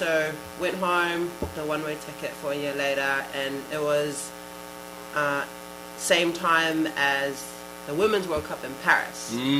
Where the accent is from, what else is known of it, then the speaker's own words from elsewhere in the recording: New Zealand; moved away as an adult; also born or lived in California, United States; now in New York, United States; growing up in New Zealand with a US passport